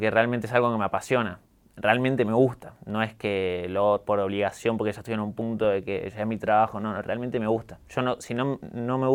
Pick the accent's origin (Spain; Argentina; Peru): Argentina; Villa María, Córdoba; accent: Cordobés; also born or lived in Jujuy; Yo nací en Córdoba capital, eh, después me mudé a Jujuy por mi mamá, vivimos en un barrio de Jujuy en Santa Rosa, cinco años, y cuando tenía seis me mudé a Villa María